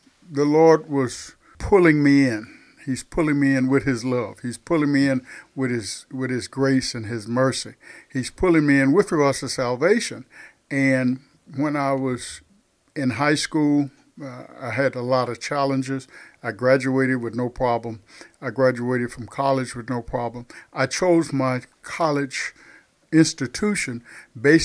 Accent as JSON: {"language": "English", "region": "South Texas", "country": "United States", "tie": "born or raised there", "accent": "southern", "said": "I am from South Texas, and those on the podcast can probably pick up on my southern accent"}